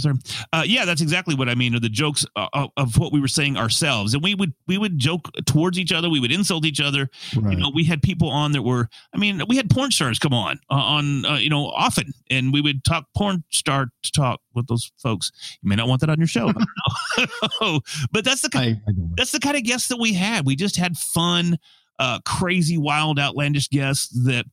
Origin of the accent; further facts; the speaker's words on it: Texas, United States; accent: Texan; I try my best not to sound Texan.